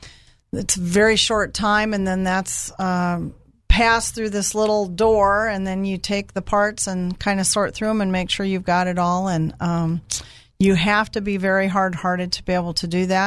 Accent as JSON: {"language": "English", "region": "Northwest Iowa", "country": "United States", "said": "All the way from Northwest Iowa."}